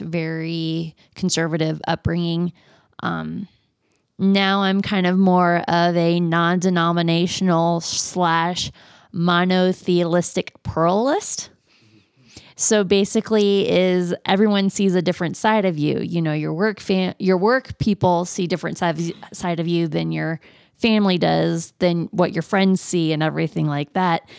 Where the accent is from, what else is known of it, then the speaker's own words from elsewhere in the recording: Florida, United States; I grew up in Florida